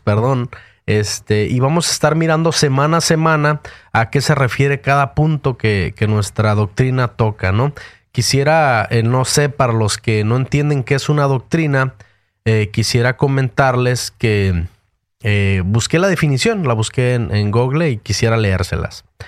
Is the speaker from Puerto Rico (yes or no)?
no; Mexico; moved away as an adult; now in United States; yo nací en México